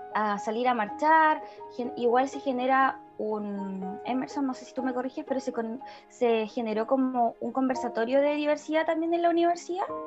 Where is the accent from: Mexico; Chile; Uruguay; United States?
Chile; Osorno, Los Lagos; Somos de Osorno